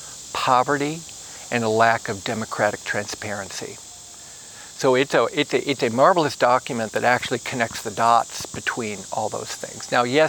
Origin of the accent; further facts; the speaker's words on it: South Bend, Indiana, United States; South Bend, my hometown, Goshen, and Bloomington.